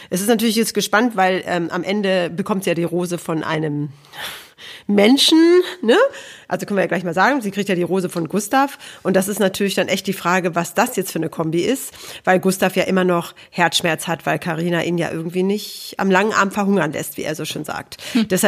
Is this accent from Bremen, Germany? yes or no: no; Aalen, Baden-Württemberg, Germany; born there; ich bin geboren in Aalen.